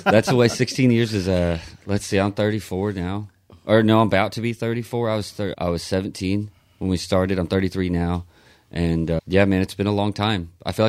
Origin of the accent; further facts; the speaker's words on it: Lindsay, Oklahoma, United States; I grew up in Lindsay, you know, and that town is almost exactly the same population as Mayberry.